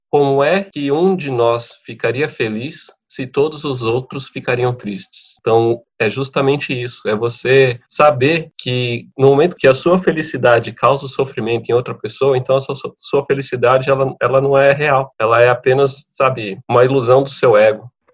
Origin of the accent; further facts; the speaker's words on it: Mauá, São Paulo, Brazil; nasci em Mauá, sou um cidadão mauaense